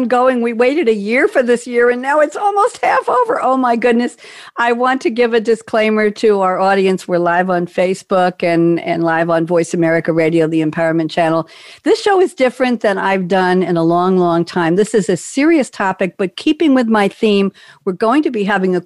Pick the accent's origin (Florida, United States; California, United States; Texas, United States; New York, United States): New York, United States; Long Island; moved away as an adult; now in North Carolina, United States; I'm from Long Island